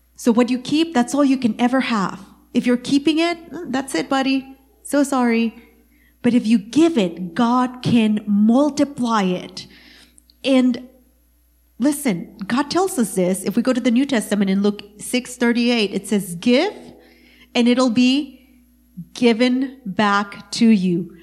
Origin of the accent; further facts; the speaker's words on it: East Texas, United States; I am from East Texas